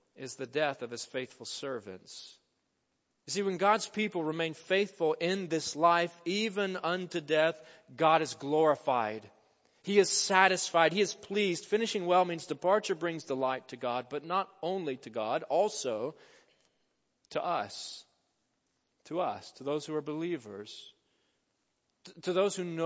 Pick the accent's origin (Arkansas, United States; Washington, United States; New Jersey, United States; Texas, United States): Arkansas, United States; Jonesboro; my hometown of Jonesboro, Arkansas